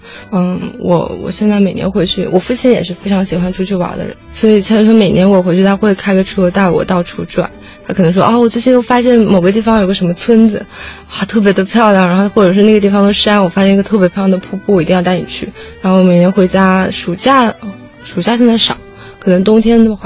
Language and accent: Chinese; Fuzhou, Fujian, China; 对，我是福州人。